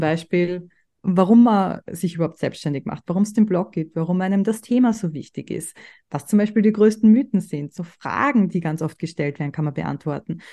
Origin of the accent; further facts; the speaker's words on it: Austria; bei uns in Österreich